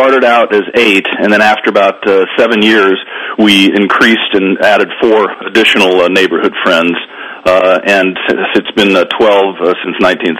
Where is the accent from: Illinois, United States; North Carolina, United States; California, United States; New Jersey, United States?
California, United States; Los Angeles; Most of us are now in our mid to late 50s. We were growing up in Woodland Hills, California, a suburban area outside of Los Angeles